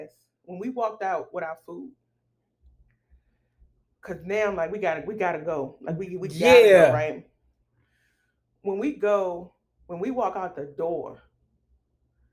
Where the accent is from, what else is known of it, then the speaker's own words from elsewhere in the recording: Richmond, Virginia, United States; we're from Richmond